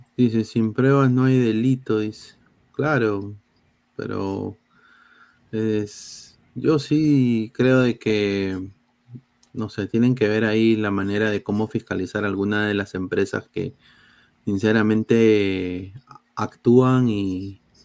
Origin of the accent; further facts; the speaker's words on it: Peru; los cacheros somos los peruanos